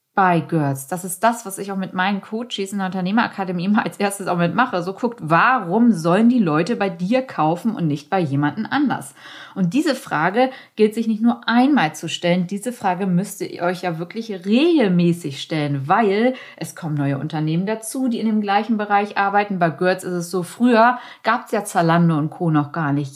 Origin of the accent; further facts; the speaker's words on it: Hamburg, Germany; Als Hamburgerin